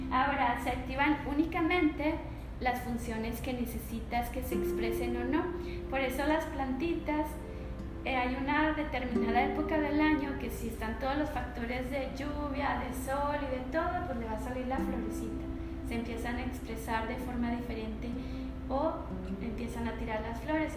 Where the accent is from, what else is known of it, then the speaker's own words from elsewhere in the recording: Hidalgo del Parral, Chihuahua, Mexico; cuando estaba chiquita, porque soy de Parral, mis papás nos llevaban a los jales